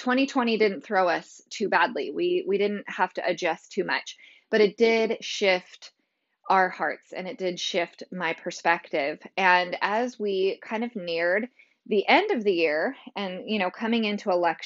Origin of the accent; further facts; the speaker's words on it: California, United States; now in Tennessee, United States; I'm originally from California